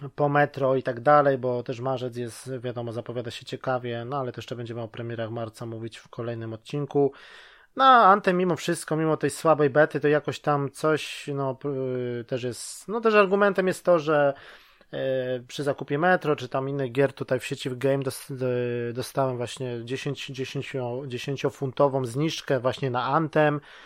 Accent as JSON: {"language": "Polish", "town": "Łódź", "region": "Łódź Voivodeship", "country": "Poland", "moved": "yes", "lives_now": "United Kingdom", "said": "tutaj teraz mieszkam w Wielkiej Brytanii, ale ogólnie jestem z Łodzi"}